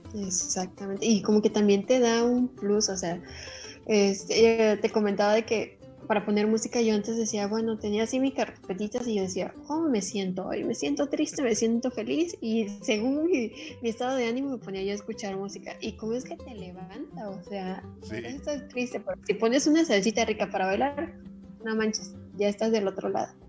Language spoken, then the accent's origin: Spanish; Jáltipan, Veracruz, Mexico; Jaltipan, mi tierra